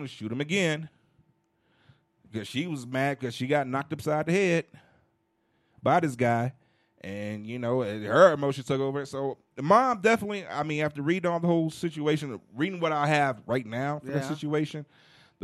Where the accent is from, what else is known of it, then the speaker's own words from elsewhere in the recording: Chicago, Illinois, United States; now in Denver, United States; I'm from Chicago